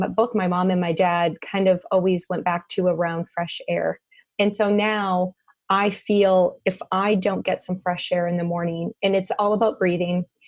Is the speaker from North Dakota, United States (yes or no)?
yes; North Dakota, United States; I grew up in North Dakota